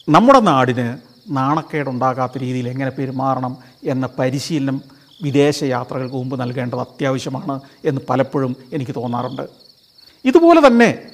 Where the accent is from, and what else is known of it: India